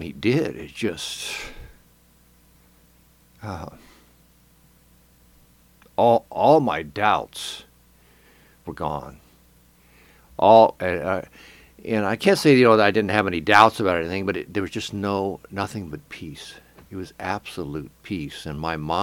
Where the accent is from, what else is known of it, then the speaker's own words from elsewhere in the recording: Arizona, United States; moved away; also born or lived in Independence; I got married and I moved back to Phoenix, to my home state